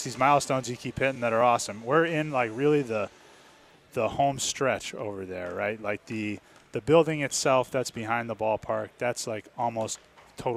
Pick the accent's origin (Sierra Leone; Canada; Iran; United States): United States; New Hampshire; moved away; also born or lived in Boston; Born and raised in New Hampshire, went to college in Boston.